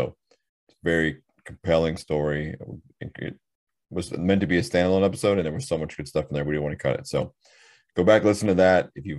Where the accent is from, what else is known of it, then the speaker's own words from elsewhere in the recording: West Coast of America, United States; I come from the West Coast of America.